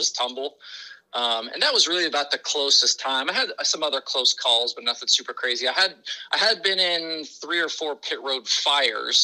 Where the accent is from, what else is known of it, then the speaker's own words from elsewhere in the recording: Oregon, United States; moved away; I'm from the Pacific Northwest. I'm from Oregon